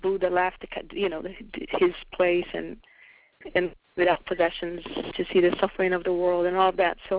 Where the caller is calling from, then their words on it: California, United States; I'm calling from California.